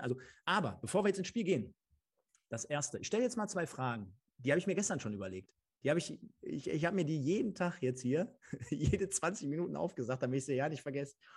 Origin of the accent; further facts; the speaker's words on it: Germany; als Deutscher oder als Deutsche